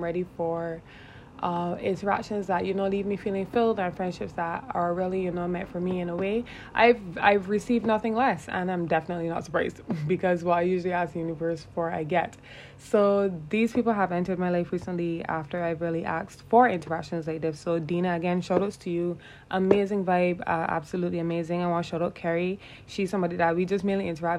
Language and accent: English; Barbados; I am from Barbados. That's the island that I am from